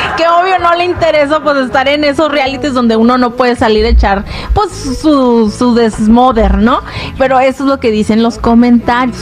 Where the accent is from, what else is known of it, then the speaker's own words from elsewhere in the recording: Mexico; somos mexicanos